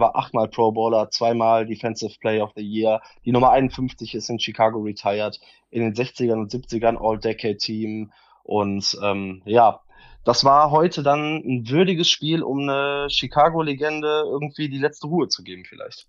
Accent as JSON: {"language": "German", "town": "Solingen", "region": "North Rhine-Westphalia", "country": "Germany", "said": "ich komme aus Solingen"}